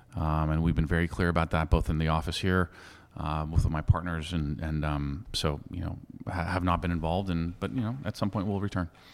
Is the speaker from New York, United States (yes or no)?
no; San Francisco, California, United States; someone who was born and raised in San Francisco